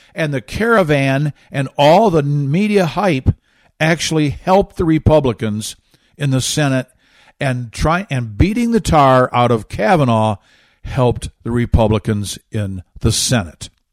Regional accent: Michigan, United States; my home state of Michigan

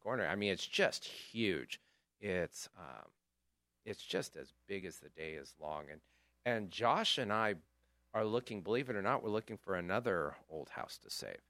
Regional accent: Chico, California, United States; I grew up in Chico, so I have a lot of fond memories of the El Rey

